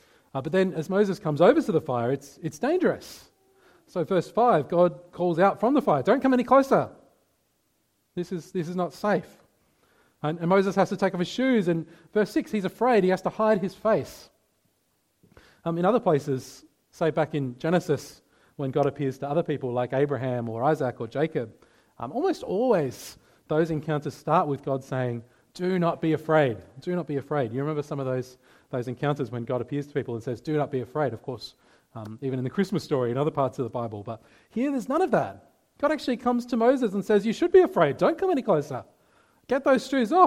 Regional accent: Adelaide Hills, South Australia, Australia; I grew up in the Adelaide Hills.

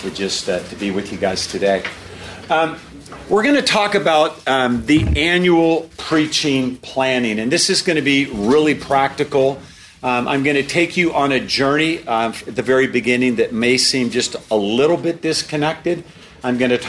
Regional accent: Portland, Oregon, United States; I'm from Portland, Oregon.

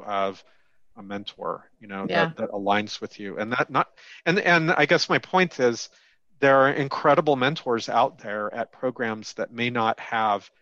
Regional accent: West Coast, United States; also born or lived in Southern California; I'm from the West Coast

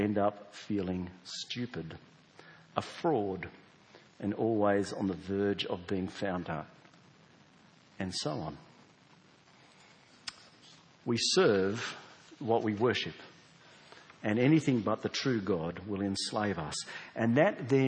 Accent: South Australia, Australia; we're South Australian, we don't have convicts here

